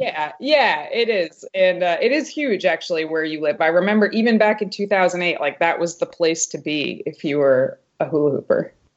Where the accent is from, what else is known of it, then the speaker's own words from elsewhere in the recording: Haverhill, Massachusetts, United States; Haverhill, Massachusetts. It's like this tiny, tiny town right on the New Hampshire border